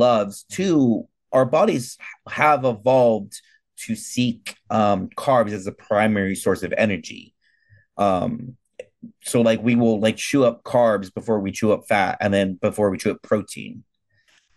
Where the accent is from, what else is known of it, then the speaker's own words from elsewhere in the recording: California, United States; I'm from California.